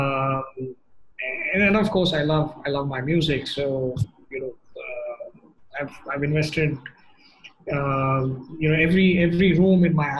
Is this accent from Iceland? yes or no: no; South India, India; I grew up in the South, I'm as comfortable listening to Carnatic music